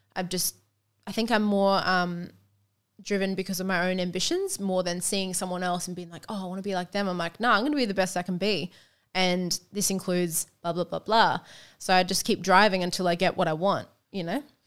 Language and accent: English; Sunshine Coast, Queensland, Australia; I'm from the Sunshine Coast